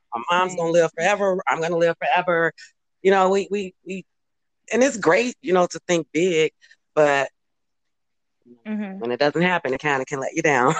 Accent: Chicago, Illinois, United States; moved away as an adult; now in California, United States; we're originally from Cal- uh, Chicago, but we're now here uh, located in California now.

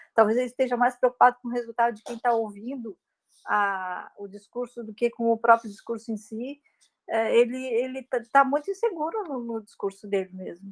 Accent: Santa Catarina, Brazil; now in Rio Grande do Sul, Brazil; venho de Santa Catarina, né, onde, tá, onde mora minha família e, e, moro no Rio Grande do Sul

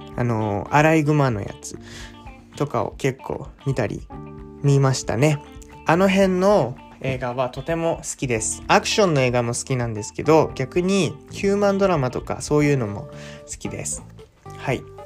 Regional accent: Japan; first language Japanese; 母国語の日本語

